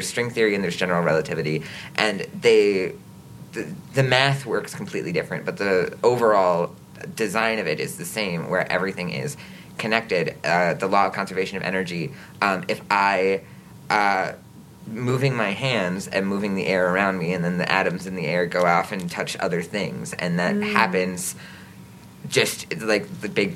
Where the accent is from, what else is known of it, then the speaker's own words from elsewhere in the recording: Green Bay, Wisconsin, United States; I was born and raised in Green Bay